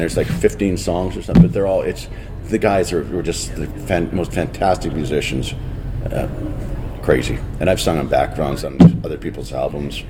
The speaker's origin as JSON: {"language": "English", "town": "Port Dover", "region": "Ontario", "country": "Canada", "tie": "born or raised there", "also_born_or_lived": "Dublin, Ireland"}